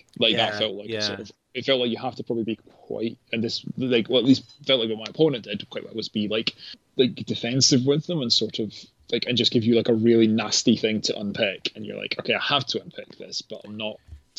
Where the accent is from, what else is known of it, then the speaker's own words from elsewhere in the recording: North East England, United Kingdom; the particular reason I remember it is obviously in Gaza being a Geordie